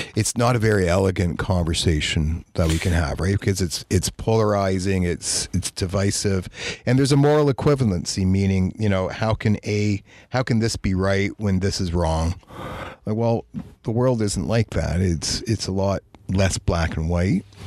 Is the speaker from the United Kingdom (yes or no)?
no; Toronto, Ontario, Canada; moved away; I'm from Toronto.